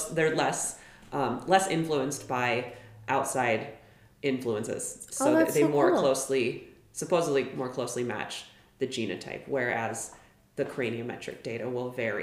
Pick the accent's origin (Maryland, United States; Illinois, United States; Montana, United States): Montana, United States; Billings; I grew up in Billings